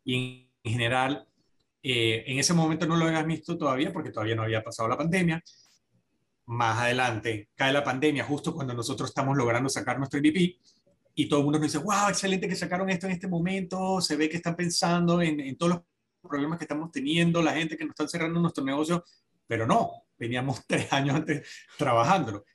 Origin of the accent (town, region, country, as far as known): Panama